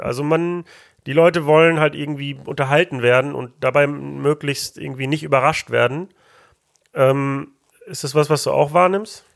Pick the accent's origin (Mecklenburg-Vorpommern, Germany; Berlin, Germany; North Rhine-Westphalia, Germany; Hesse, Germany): North Rhine-Westphalia, Germany; Mülheim an der Ruhr; born or raised there